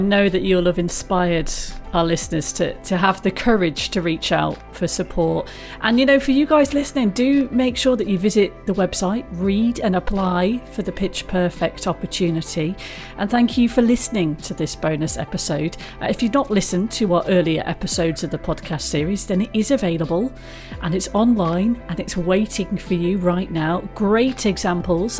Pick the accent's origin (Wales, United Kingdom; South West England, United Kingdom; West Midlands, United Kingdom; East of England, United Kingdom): West Midlands, United Kingdom; Coventry; I grew up in Coventry